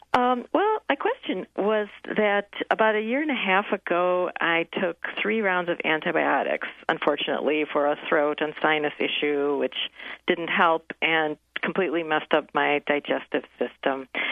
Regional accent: Evanston, Illinois, United States; I'm from the Evanston area

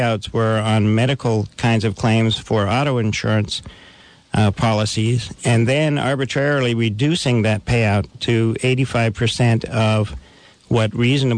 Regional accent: Longview, Washington, United States; I grew up in Longview, which is a mill town, basically a fairly rough kind of place

